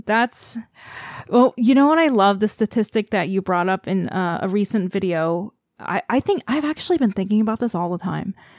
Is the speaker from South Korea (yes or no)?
yes; South Korea; moved away; I'm from Korea